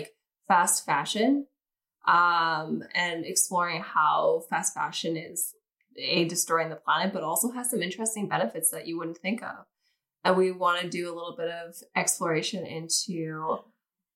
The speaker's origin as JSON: {"language": "English", "country": "Canada", "moved": "as an adult", "lives_now": "Los Angeles, United States", "said": "I'm still Canadian, so I'm on, like, a visitor's tourist visa"}